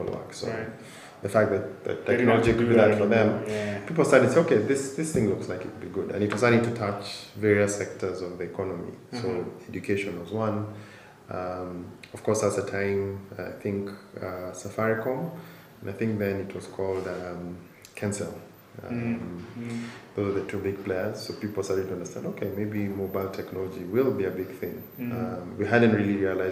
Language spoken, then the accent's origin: English; Nairobi, Kenya; born or raised there